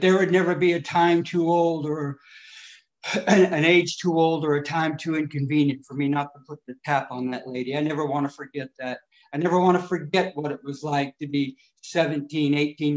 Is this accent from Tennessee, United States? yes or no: no; California, United States; also born or lived in Detroit, Michigan; I was born in Detroit and I come out to California when I was about 6 years old. Brought up in a little off orphanage